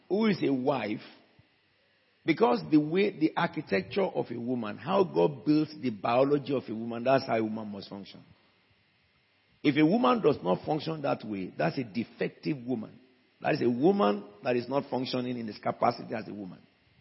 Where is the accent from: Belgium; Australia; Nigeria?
Nigeria; Abeokuta, Ogun State; I'm from Bagura, a village of Abeokuta, the city surrounded by rocks